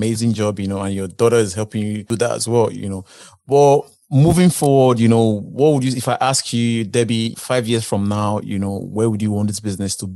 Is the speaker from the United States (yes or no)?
no; Nigeria; moved away; I'm originally from Africa, Nigeria